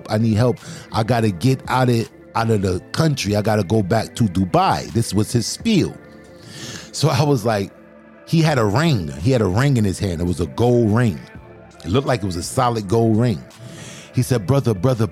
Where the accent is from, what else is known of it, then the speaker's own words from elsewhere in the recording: New York City, New York, United States; I'm from Brooklyn